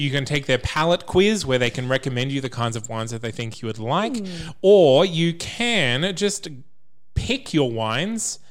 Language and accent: English; Bundaberg, Queensland, Australia; I'm from Bundaberg